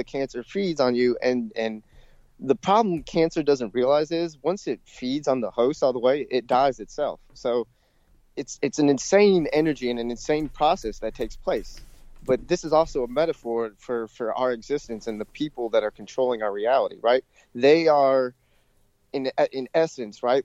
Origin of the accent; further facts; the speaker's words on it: Georgia, United States; I grew up in Georgia